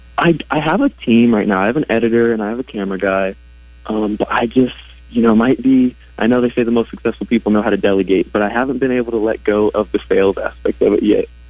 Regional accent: Northwest Arkansas, United States; I grew up here in Northwest Arkansas with a love for Razorback sports

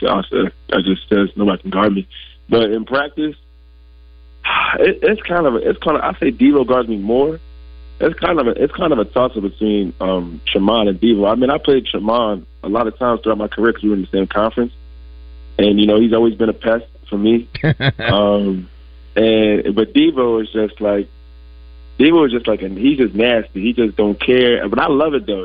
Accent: New Jersey, United States; I'm from North Southern Jersey, North Jersey. Like I'll say about like 15 minutes away from New York City.

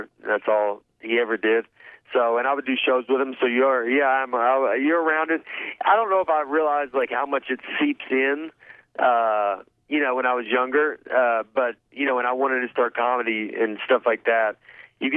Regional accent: the South, United States; I'm from a small town, like, I'm from the South

